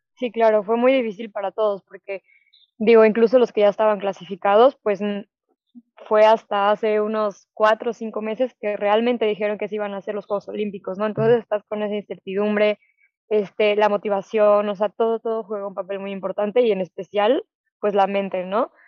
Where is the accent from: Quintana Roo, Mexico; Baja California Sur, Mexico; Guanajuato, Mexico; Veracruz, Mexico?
Guanajuato, Mexico; León; soy de León, aquí no tenemos playa